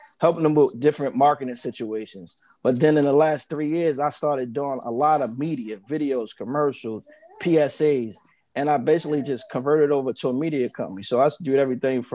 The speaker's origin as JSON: {"language": "English", "town": "Raleigh", "region": "North Carolina", "country": "United States", "tie": "born or raised there", "moved": "yes", "said": "I'm from Raleigh, North Carolina, born at Wake County Hospital"}